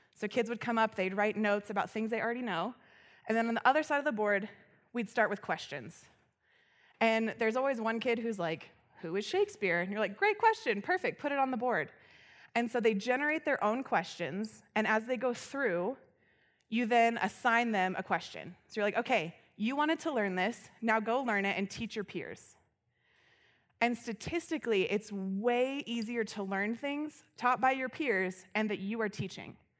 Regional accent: Loveland, Colorado, United States; I grew up here in Loveland

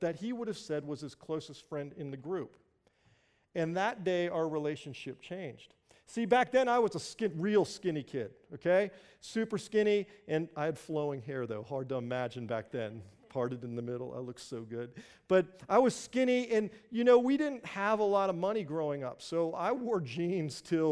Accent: Springfield, Virginia, United States; growing up in Northern Virginia, just outside of Washington, D.C., a little town called Springfield

